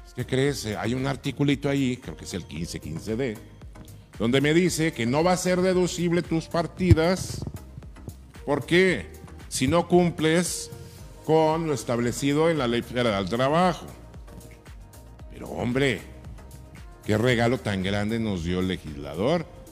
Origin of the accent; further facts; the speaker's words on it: Mazatlán, Sinaloa, Mexico; now in Ensenada, Mexico; mi pueblo, que es Mazatlán